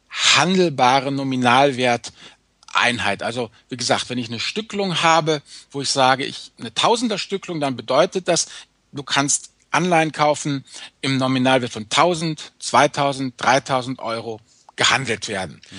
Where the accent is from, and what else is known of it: Rhineland, Germany